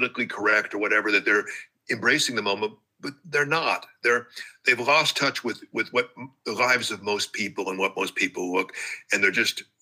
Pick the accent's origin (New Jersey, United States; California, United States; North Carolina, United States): California, United States; Hawthorne; moved away; Whenever I'm in Los Angeles, I'll just drive back to my old neighborhood